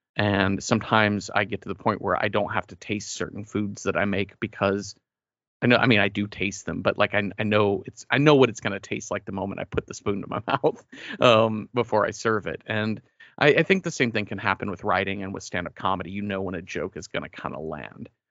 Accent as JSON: {"language": "English", "town": "Mesquite", "region": "Texas", "country": "United States", "tie": "born or raised there", "moved": "yes", "said": "I grew up near Dallas in a suburb, uh, named Mesquite"}